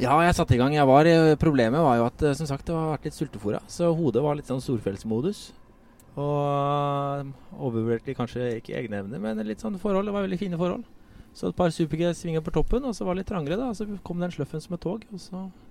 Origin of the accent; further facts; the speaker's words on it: Drammen, Buskerud, Norway; Jeg har vokst opp i Drammen